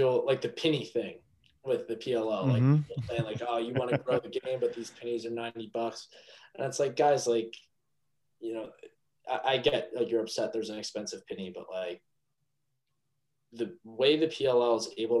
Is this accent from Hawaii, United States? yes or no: no; East Meadow, New York, United States; Yeah. I'm from East Meadow originally.